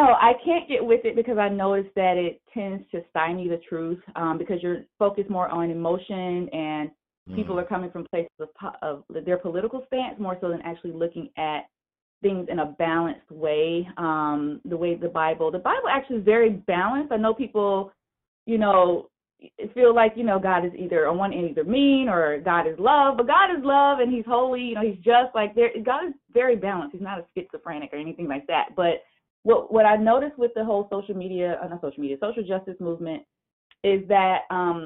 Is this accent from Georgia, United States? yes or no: yes; Atlanta, Georgia, United States; I'm originally from Atlanta, Georgia